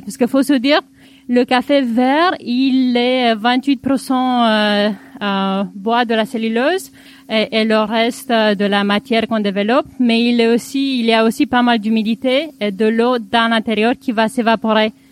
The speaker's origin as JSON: {"language": "French", "country": "Romania", "tie": "born or raised there", "moved": "yes", "lives_now": "Paris, France", "said": "Je suis originaire de Roumanie et j'ai venu à Paris en faisant de la musique classique"}